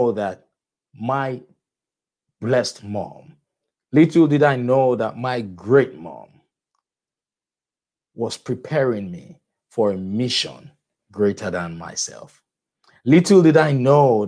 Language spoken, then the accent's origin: English; Nigeria; moved away; I grew up in Nigeria